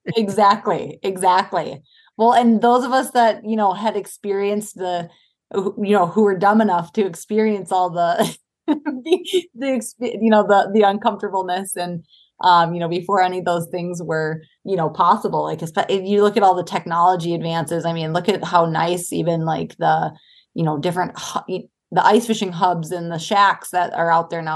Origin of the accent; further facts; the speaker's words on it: Duluth, Minnesota, United States; I grew up in Duluth, Minnesota